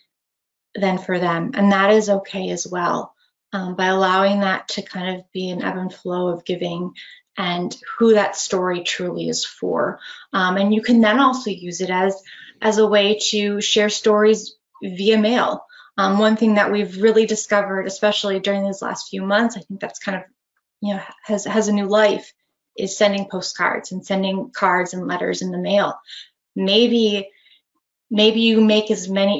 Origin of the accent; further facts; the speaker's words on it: Northeast Wisconsin, United States; I grew up in Northeast Wisconsin